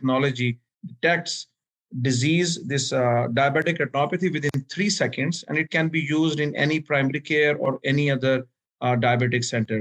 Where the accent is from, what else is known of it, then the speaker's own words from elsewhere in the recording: Pakistan; also born or lived in Miami; now in Atlanta, United States; I'm originally from Pakistan